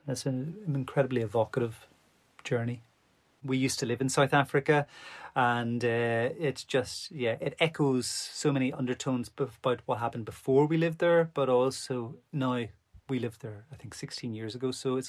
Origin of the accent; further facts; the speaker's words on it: Ireland; I'm an Irish violinist.